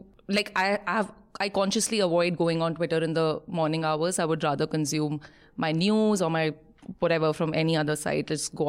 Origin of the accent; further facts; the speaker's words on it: Jharkhand, India; also born or lived in Bihar; Oh, by the way, I'm from Jharkhand.